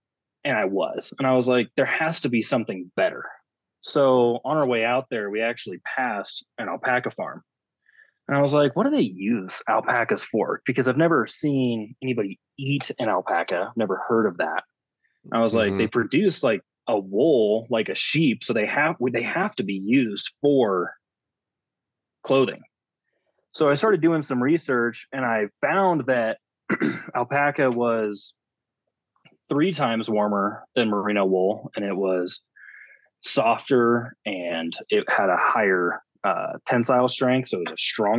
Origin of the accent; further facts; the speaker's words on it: Alaska, United States; growing up in Alaska, there's not a lot of textile manufacturers there